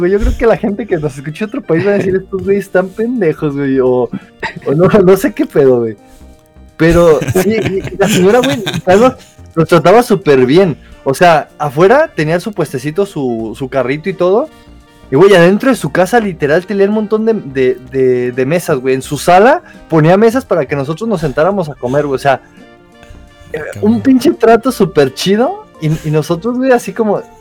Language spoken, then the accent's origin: Spanish; Zamora, Michoacán, Mexico; now in Guadalajara, Mexico; cuando llegué de Zamora aquí a Guadalajara